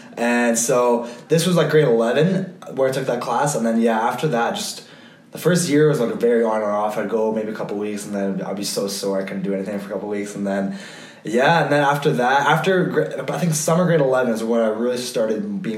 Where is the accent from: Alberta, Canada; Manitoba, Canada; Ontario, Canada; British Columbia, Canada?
Alberta, Canada; Calgary; also born or lived in Switzerland / London; obviously I grew up here in Calgary